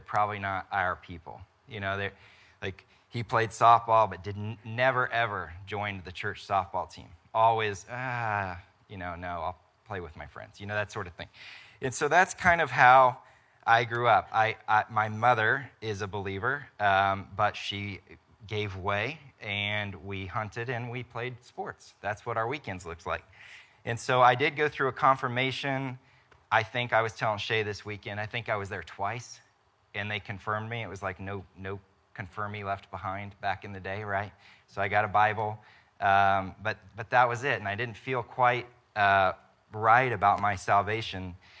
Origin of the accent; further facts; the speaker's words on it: Topeka, Kansas, United States; also born or lived in Wichita; I grew up in Topeka, went to K-State, from there went to Wichita.